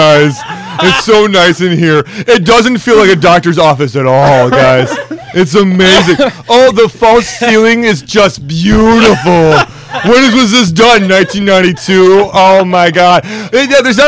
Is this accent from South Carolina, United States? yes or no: no; just outside of Green Bay, Wisconsin, United States; I grew up just outside of Green Bay